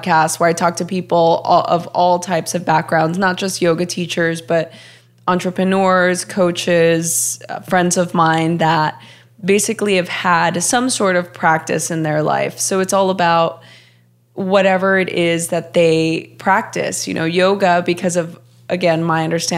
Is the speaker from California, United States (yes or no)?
yes; Los Angeles, California, United States; moved away as an adult; also born or lived in Portland; I grew up in Los Angeles my whole life